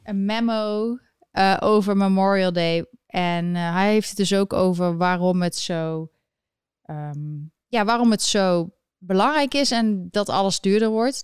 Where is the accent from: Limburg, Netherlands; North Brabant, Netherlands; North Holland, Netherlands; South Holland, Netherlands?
North Brabant, Netherlands; Eindhoven; moved away as an adult; now in United States; ik kom uit Eindhoven